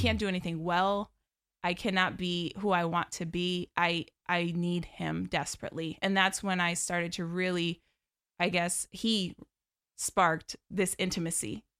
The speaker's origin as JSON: {"language": "English", "area": "right outside of Albany", "region": "New York", "country": "United States", "tie": "born or raised there", "said": "born and raised in New York."}